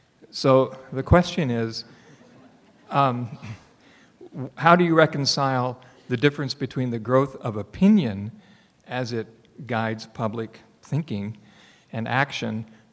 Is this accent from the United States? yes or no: yes; Maine, United States; I'm from Maine.